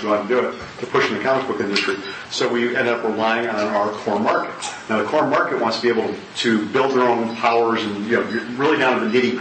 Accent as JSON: {"language": "English", "region": "Wisconsin", "country": "United States", "tie": "born or raised there", "said": "I was born and raised in Wisconsin."}